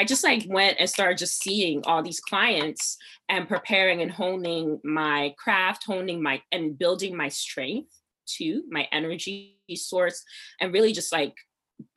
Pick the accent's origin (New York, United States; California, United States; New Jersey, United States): New Jersey, United States; Piscataway; also born or lived in Nigeria (ancestry); I'm from Jersey